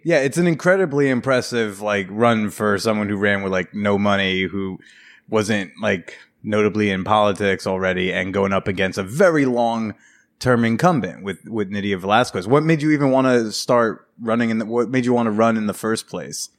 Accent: New Jersey, United States; now in New York, United States; in my hometown, uh, home district, New Jersey Five

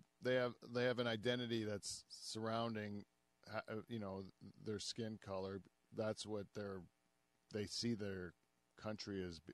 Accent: Canada; we're Canadian

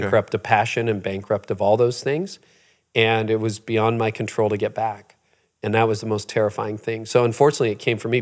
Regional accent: Canada; I was born in Canada, but my parents were both born in Holland

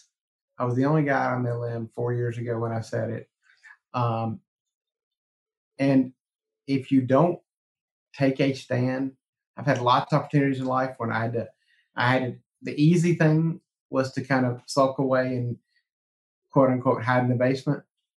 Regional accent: South Carolina, United States; I grew up doing politics in South Carolina. So I saw it when I was a kid doing politics

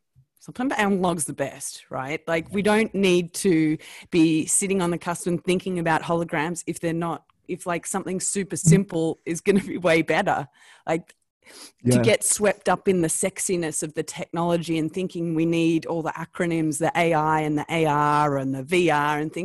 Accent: Australia; accent: Australian; my Australian accent, and I'm Australian

